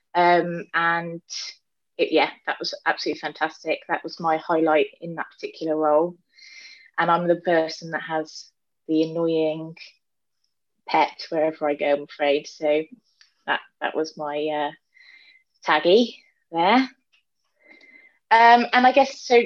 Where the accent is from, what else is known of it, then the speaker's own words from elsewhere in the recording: Gloucestershire, South West England, United Kingdom; I'm from Gloucestershire and I um, not from farming background